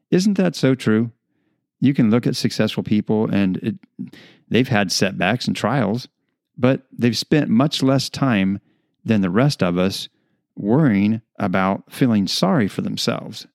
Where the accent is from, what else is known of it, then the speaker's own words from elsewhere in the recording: United States; as American citizens